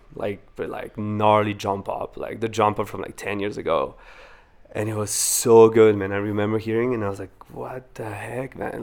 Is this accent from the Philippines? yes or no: no; Wallonia, Belgium; born or raised there; English is a second language; moved away as an adult; also born or lived in Venezuela; now in Vancouver, Canada